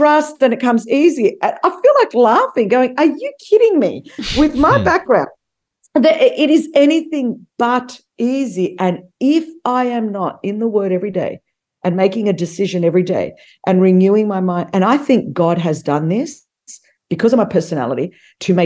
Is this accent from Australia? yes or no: yes; Australia; moved away as an adult; now in United States; I grew up immigrant in Australia, very ostracized and marginalized out of Australian culture for being Greek